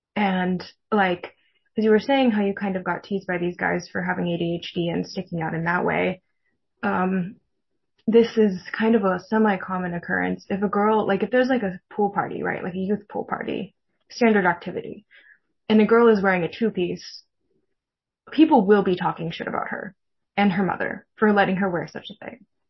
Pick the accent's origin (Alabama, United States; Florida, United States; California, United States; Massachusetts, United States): California, United States; California Bay Area, United States; I grew up Mormon in the California Bay Area